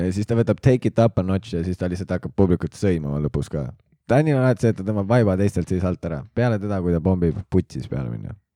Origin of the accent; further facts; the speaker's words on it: Tartu, Tartu County, Estonia; olen sündinud Tartus